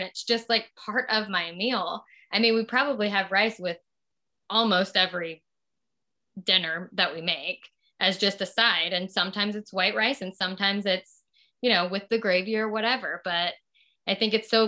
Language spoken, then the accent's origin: English; Southern Louisiana, United States; moved away; I'm from Southern Louisiana and there's rice with everything.